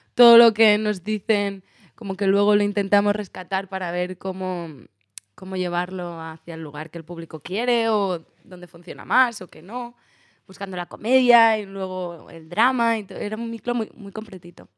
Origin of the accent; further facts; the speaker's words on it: Barcelona, Catalonia, Spain; moved away; yo soy de Barcelona